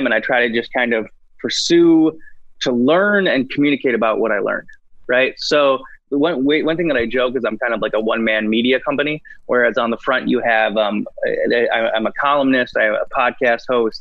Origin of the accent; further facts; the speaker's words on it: Grand Rapids, Michigan, United States; moved away as an adult; also born or lived in Beijing / Bangkok; I grew up in Grand Rapids, Michigan, so like Western Michigan